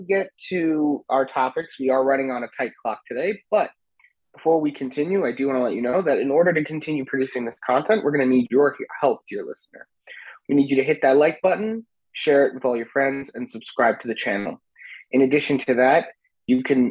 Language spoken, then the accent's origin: English; United States; also born or lived in Israel; I'm an American